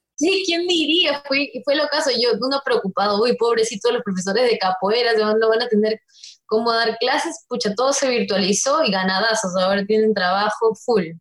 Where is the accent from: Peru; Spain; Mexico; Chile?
Peru; soy la única peruana